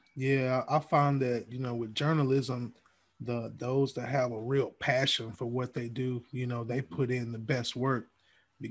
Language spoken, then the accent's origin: English; Alabama, United States; moved away as an adult; now in Georgia, United States; I'm from Alabama